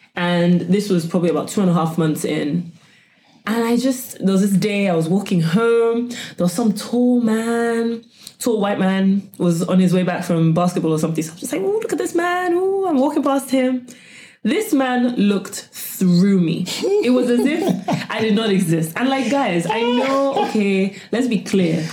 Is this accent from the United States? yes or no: no; London, United Kingdom; when I was growing up in, in London, when I was um, much younger, so about say 10